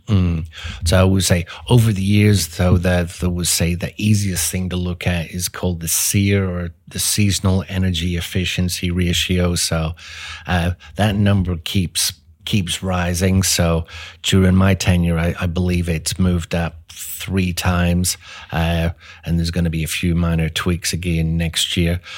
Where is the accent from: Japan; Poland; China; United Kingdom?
United Kingdom; Belfast, Northern Ireland; moved away as an adult; also born or lived in England; now in Dallas, United States; I was, uh, born and grew up over in Europe, so, uh, Northern Ireland, uh, Belfast, so grew up there